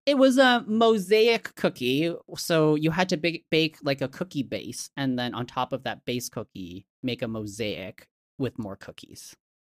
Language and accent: English; Hong Kong; I was born in Hong Kong, my family's from Hong Kong.